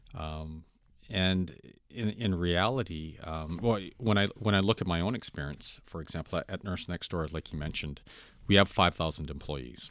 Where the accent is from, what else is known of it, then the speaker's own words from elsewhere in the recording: Vancouver, British Columbia, Canada; I grew up in Vancouver and it's a melting pot